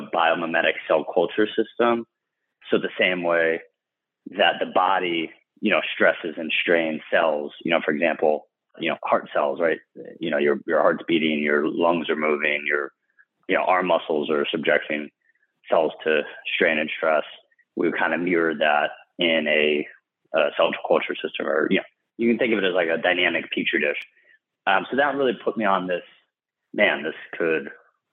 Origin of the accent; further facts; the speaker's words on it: Florida, United States; came back to my home state of Florida